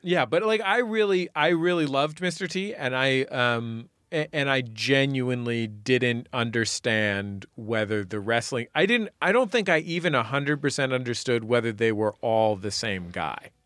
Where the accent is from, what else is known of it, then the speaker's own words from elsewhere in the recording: San Francisco, California, United States; now in Los Angeles, United States; I grew up in the Mission District